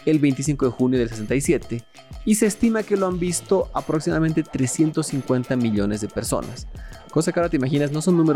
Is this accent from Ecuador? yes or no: no; Mexico; que hay un hito gigante en la historia de la humanidad que ha sido hecha por mexicanos. Muy, muy bueno como latinos. Como mexicanos, pues está mucho más cool que así sea.